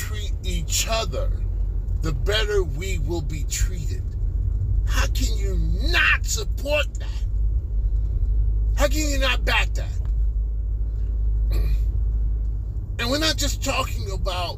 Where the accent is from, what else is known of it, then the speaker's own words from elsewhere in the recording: Midwest, United States; now in California, United States; I was born in the Midwest. I was raised in the Midwest.